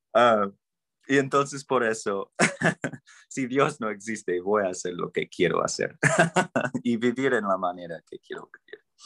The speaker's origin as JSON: {"language": "Spanish", "region": "Idaho", "country": "United States", "tie": "born or raised there", "second_language": "Spanish", "said": "crecía en el desierto ahí en Idaho"}